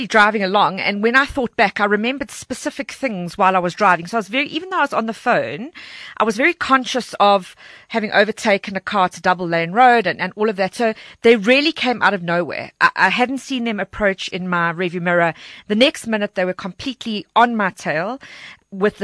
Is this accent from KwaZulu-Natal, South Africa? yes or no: no; Walkerville, Gauteng, South Africa; Walkerville is my hometown. I'm very proudly from Walkerville